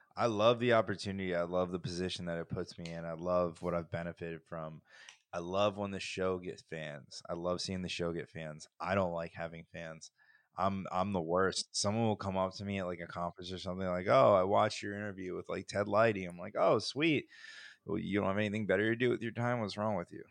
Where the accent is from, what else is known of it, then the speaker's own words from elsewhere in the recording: New Jersey, United States; now in Florida, United States; I grew up in New Jersey